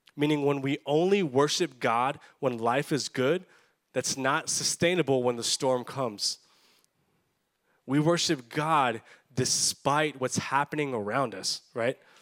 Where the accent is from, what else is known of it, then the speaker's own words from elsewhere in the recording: Edinburg, Texas, United States; growing up in South Texas, growing up in the Valley, I went to Edinburgh North High School